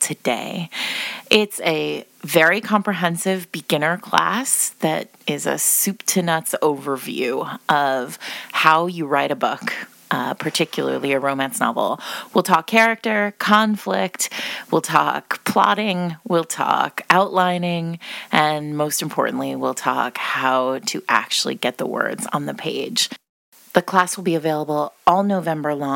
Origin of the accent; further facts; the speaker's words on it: United States; I was born in the United States to an Italian man.